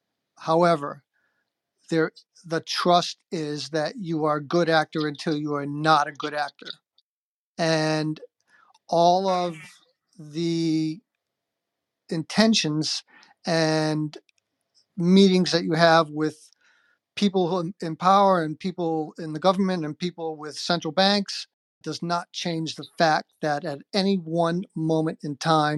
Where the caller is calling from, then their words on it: South Carolina, United States; I am calling in from South Carolina.